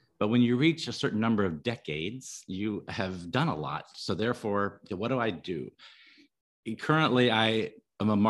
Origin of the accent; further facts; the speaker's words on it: Virginia, United States; moved away as an adult; also born or lived in California; now in Mexico; I grew up in Virginia